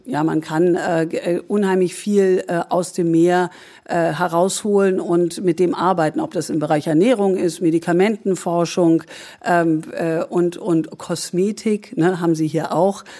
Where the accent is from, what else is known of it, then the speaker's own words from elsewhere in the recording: Germany; jetzt bin ich Deutsche